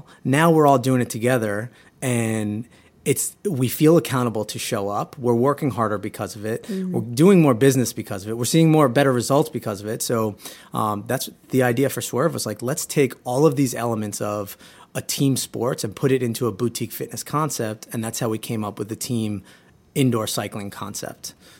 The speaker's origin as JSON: {"language": "English", "town": "Huntington", "region": "New York", "country": "United States", "tie": "born or raised there", "said": "my other co-founders, John Henry and Chelsea, who I actually grew up with, we're all from Huntington, Long Island."}